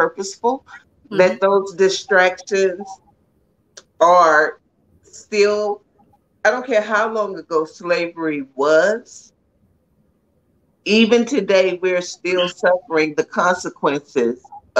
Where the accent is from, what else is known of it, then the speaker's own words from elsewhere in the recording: San Antonio, Texas, United States; I grew up in San Antonio